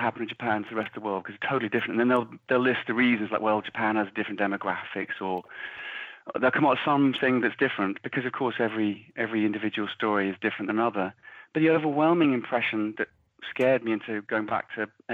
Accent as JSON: {"language": "English", "region": "England", "country": "United Kingdom", "moved": "yes", "lives_now": "Ireland", "said": "I'm living here where it looks, I'm English, obviously, but it looks very much like England."}